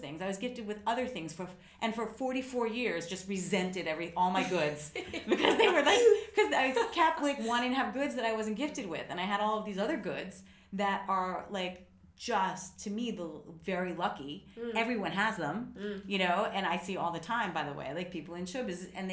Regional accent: United States; I'm an American

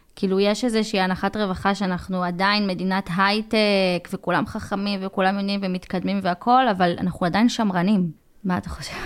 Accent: Israel; אני מישראל

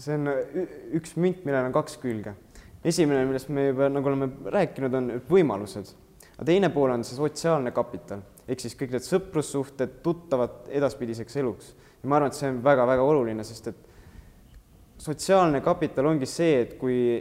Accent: Antsla, Võru County, Estonia; now in Tartu, Estonia; ma olen üldse Võrumaalt Antslast pärit

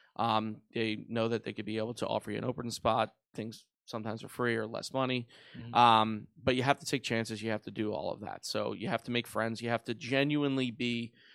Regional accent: Philadelphia, Pennsylvania, United States; Born and raised in South Philadelphia

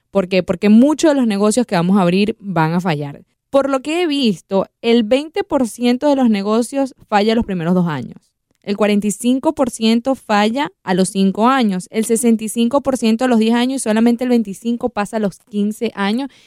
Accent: Venezuela; yo voy a hablar eh, como venezolana, hemos visto cómo personas venezolanas han crecido su negocio de unas maneras increíbles

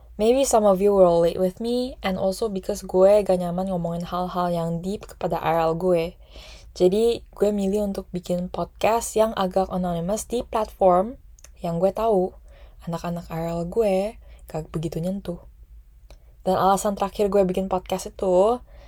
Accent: Indonesia; Indonesian is a second language; etnisiti gue adalah Cindo

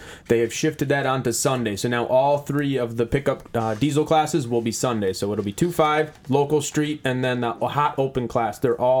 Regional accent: Michigan, United States

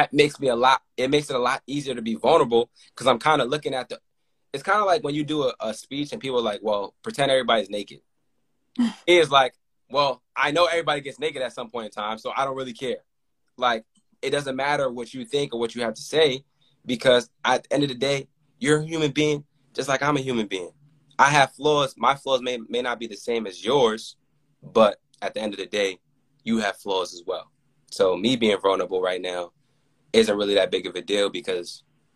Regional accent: New York, United States; I grew up in New York

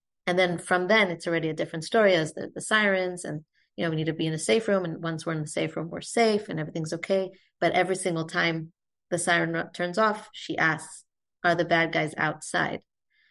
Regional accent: Israel; also born or lived in United States; I grew up in Israel to American parents, but grew up here.

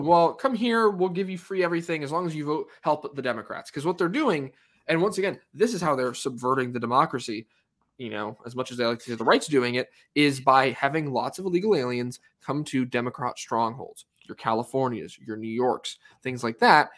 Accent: United States; as an American, you know, as someone who's, who's still l, living in this country

